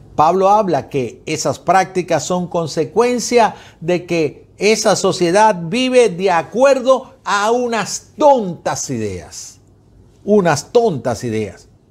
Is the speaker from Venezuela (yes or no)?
yes; Venezuela; yo como venezolano